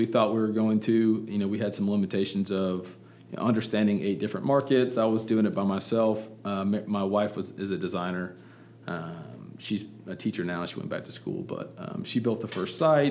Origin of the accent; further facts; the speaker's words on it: Birmingham, Alabama, United States; I'm from Birmingham